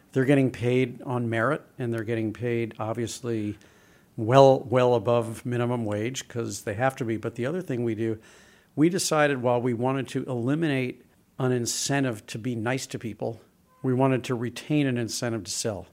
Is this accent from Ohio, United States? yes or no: no; St. Louis, Missouri, United States; I grew up in Saint Louis, and my dad was a travel agent